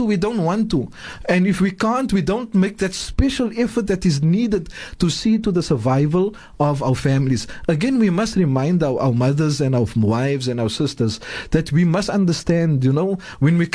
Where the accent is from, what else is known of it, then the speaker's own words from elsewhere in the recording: South Africa; I am a South African, but first and foremost, I am a Muslim